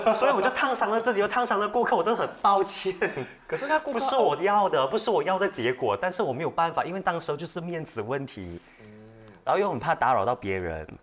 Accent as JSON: {"language": "Chinese", "country": "Malaysia", "said": "因为他知道我们是马来西亚来的"}